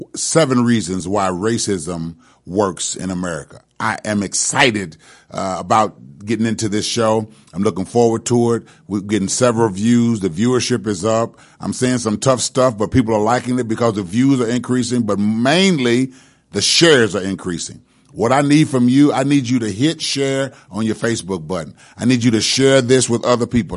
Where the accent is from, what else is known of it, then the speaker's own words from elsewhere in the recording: Indianapolis, Indiana, United States; I grew up in Brightwood and chose to not let Brightwood continue to control me